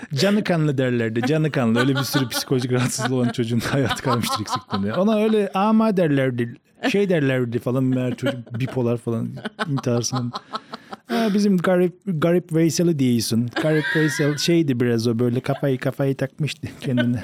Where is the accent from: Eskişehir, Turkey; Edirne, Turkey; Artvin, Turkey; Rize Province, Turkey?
Rize Province, Turkey; Rize'de doğup büyüyünce